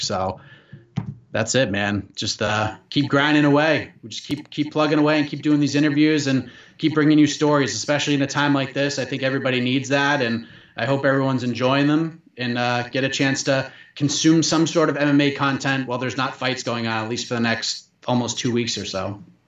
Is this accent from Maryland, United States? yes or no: no; Burlington, Massachusetts, United States; I grew up in Burlington